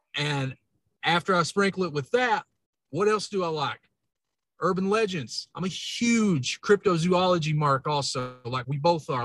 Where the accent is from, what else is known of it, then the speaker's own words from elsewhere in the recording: Kentucky, United States; accent: hillbilly; my accent, man, it was always pointed out. And I was like, yeah, I'm a hillbilly. I'm from Kentucky